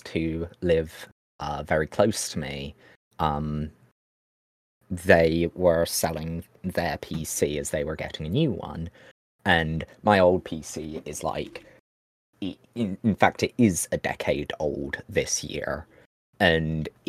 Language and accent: English; United Kingdom; I'm an American citizen who's lived in the UK basically my entire life, though I don't have a citizenship, so it's basically I'm British in all but legality